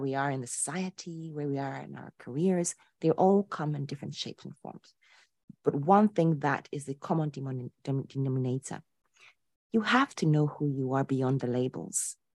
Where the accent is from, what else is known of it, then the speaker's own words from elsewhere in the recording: Ghana; moved away as an adult; also born or lived in Poland; I was born and raised in Ghana to a traditional Ashanti father and a liberal Polish mother.